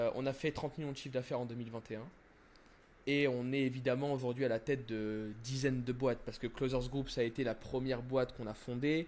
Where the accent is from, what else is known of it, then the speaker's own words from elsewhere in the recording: France; moved away as an adult; also born or lived in Miami; je suis français, tu vois. Alors, hmm. euh, bref, j'ai grandi en France et tout, donc ma mentalité est française